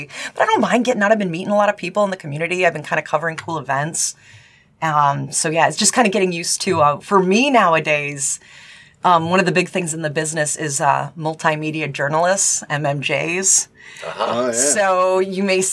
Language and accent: English; Upper Peninsula of Michigan, United States; moved away as an adult; also born or lived in Traverse City, Michigan; now in Cincinnati, United States; I'm originally from Michigan. I'm from the Upper Peninsula of Michigan